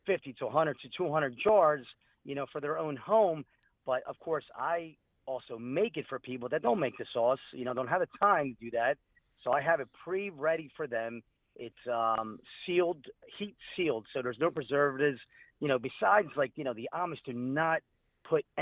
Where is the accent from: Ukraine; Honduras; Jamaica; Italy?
Italy; Calabria; now in Philadelphia, United States; I'm originally from Calabria, Italy, and coming over here to this country